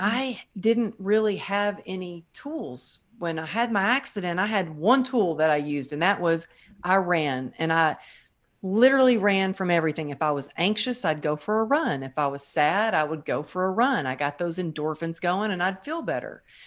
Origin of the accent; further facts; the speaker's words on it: Texas, United States; growing up in Texas